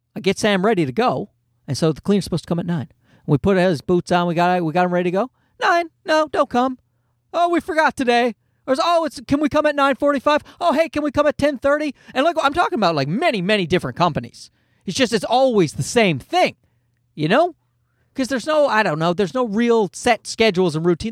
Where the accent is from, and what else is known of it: Newfoundland and Labrador, Canada; born or raised there